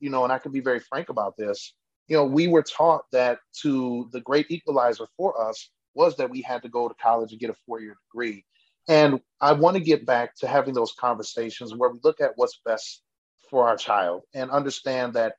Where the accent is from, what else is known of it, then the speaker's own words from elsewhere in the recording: Milwaukee, Wisconsin, United States; now in Germantown, United States; I live, born and raised in Milwaukee, but we bought a house in Germantown